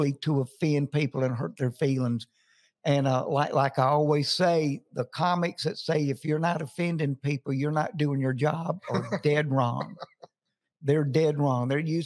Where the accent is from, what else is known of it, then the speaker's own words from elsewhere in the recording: Jackson, Mississippi, United States; moved away as an adult; now in Nashville, United States; Jackson, Mississippi, my hometown.